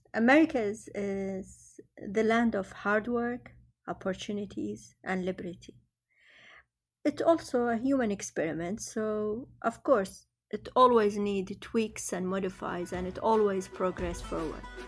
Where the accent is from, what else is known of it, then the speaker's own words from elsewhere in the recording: Baghdad, Baghdad Governorate, Iraq; also born or lived in Kirkuk; I was born in Kirkuk, but my, uh, family was pushed out to Baghdad through an early stage of Arabization process back in the, in the seventies. Um, I grew up in a, in, uh, in a house in Baghdad